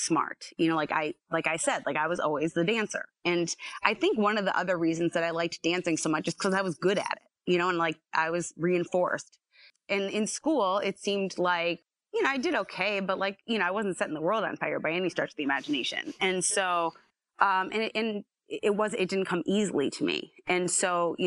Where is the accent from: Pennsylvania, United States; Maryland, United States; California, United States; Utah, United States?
Pennsylvania, United States; Scranton; I was born and raised here.